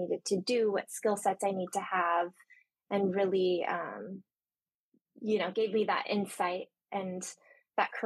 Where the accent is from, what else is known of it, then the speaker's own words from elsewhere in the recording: Santa Cruz, California, United States; moved away as an adult; also born or lived in San Francisco; now in Los Angeles, United States; I'm from Santa Cruz originally.